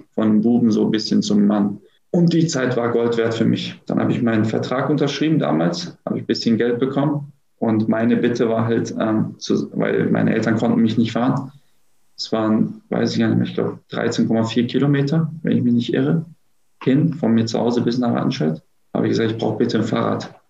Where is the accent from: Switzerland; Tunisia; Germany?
Germany; Gelsenkirchen, North Rhine-Westphalia; also born or lived in Herten; now in Düsseldorf, Germany; aufgewachsen bin ich in Gelsenkirchen-Bur. Ich bin nur ähm, geboren